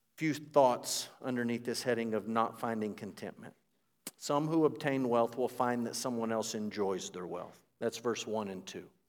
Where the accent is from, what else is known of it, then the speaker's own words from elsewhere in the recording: United States; As an American